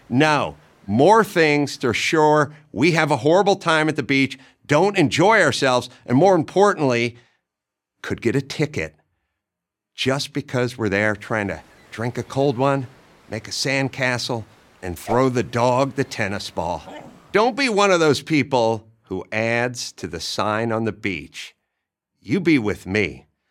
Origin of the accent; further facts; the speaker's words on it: Southern California, United States; I grew up in Southern California